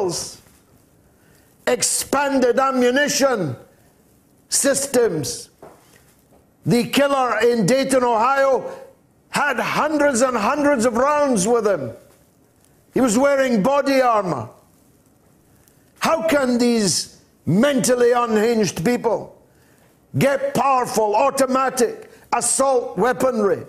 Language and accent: English; Dundee, Scotland, United Kingdom; the town that I was born in Scotland, Dundee